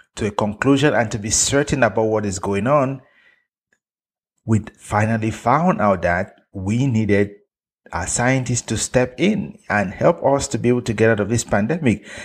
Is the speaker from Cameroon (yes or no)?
yes; Cameroon; moved away; travel back to Africa, to my home country, Cameroon